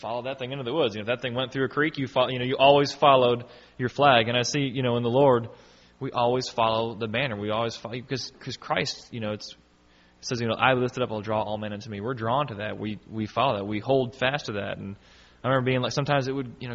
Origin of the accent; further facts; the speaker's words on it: United States; in our country here, if you live in the United States, we consider ourselves to be Americans because that's just who we are